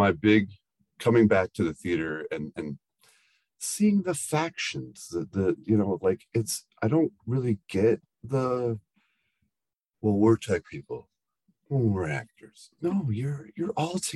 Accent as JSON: {"language": "English", "town": "Muskegon", "region": "Michigan", "country": "United States", "moved": "yes", "said": "I am from Muskegon, Michigan originally"}